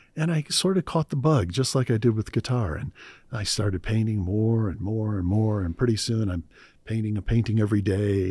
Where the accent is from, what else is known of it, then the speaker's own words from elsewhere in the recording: Cleveland, Ohio, United States; I grew up in Cleveland, Ohio. Cleveland, Ohio in the U S A.